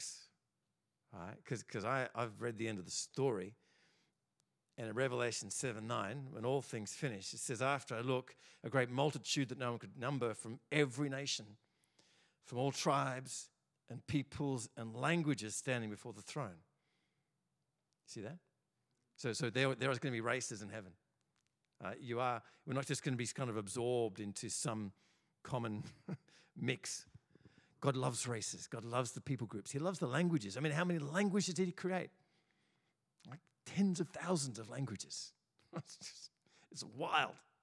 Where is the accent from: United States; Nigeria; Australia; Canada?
Australia; in Australia, we're all pretty confused because we're all probably not from here